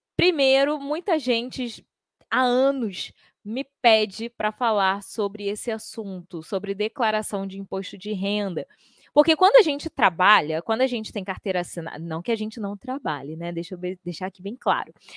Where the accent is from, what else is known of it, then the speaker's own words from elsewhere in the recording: Rio de Janeiro, Brazil; Eu sou do Rio de Janeiro